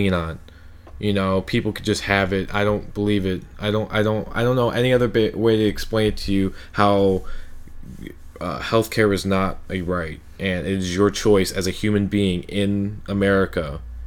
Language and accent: English; United States; as an American